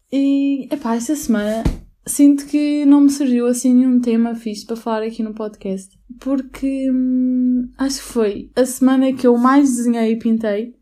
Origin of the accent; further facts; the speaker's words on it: Albufeira, Algarve, Portugal; seria Albufeira, porque a qualidade de vida é incrível, mesmo no inverno e tudo mais. E é a minha terra natal